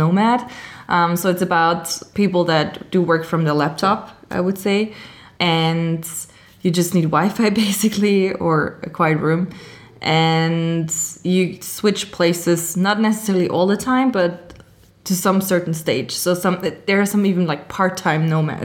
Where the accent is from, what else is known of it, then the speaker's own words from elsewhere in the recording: Austria; moved away as an adult; also born or lived in Amsterdam; I am from Austria originally, but I travel a lot and I work location independent since about 2016